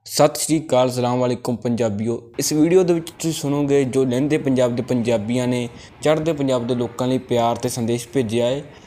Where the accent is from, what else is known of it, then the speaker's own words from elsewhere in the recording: Narowal, Punjab, Pakistan; ਨਾਰਵਾਲ ਤੋਂ ਬੋਲਦਾ